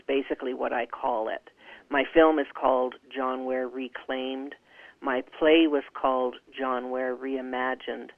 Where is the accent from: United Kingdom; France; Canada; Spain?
Canada; Calgary, Alberta; we grew up in Calgary